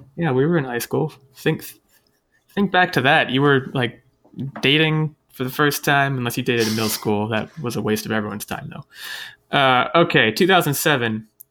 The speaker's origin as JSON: {"language": "English", "country": "United States", "said": "I'm American"}